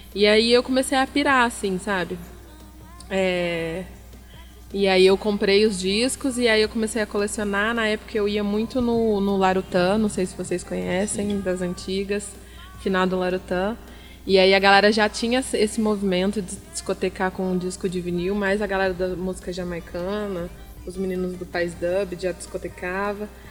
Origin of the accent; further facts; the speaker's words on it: Franca, São Paulo, Brazil; Eu sou francana, nascida e criada